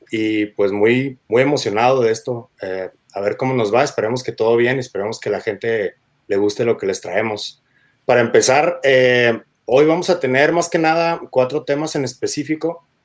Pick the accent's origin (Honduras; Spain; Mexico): Mexico; Guadalajara, Jalisco; now in Tijuana, Mexico; yo vivo ahorita en Tijuana, pero nací en Guadalajara, Jalisco. Curiosamente, en el año Mundial, 1986